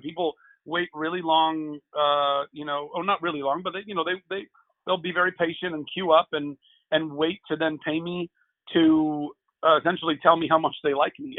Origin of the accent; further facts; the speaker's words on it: Southern California, United States; also born or lived in Lake Charles, Louisiana; I grew up in Southern California most of my life